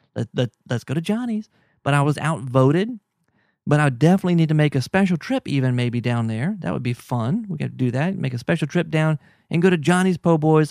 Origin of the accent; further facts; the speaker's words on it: Baton Rouge, Louisiana, United States; I'm from Baton Rouge